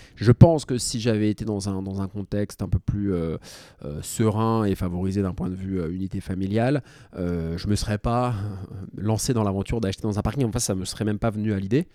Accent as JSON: {"language": "French", "town": "Paris", "region": "Île-de-France", "country": "France", "tie": "born or raised there", "said": "Je suis né à Paris"}